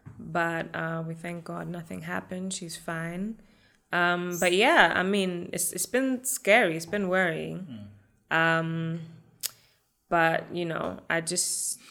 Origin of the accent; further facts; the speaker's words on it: Germany; born and raised in Germany